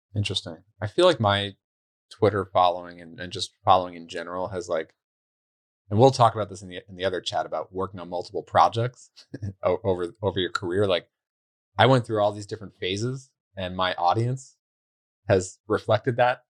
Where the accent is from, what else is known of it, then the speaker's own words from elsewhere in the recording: New York, United States; moved away; I'm from New York originally